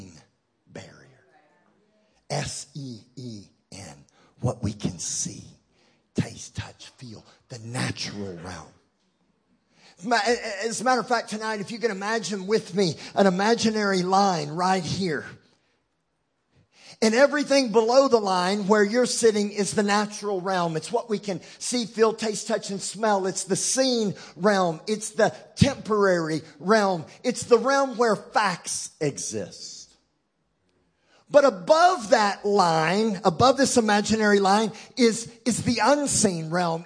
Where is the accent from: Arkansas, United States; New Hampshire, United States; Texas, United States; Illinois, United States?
Texas, United States; accent: Texan; I'm bilingual. I speak English and Texan. Texan is my first language. English is my second language